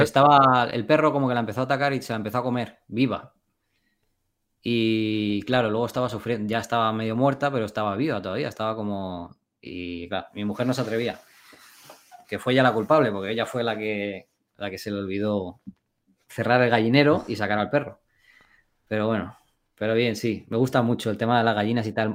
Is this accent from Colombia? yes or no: no; Spain; moved away as an adult; me quería volver a España. Y me volví, y me volví a mi pueblo del que me fui.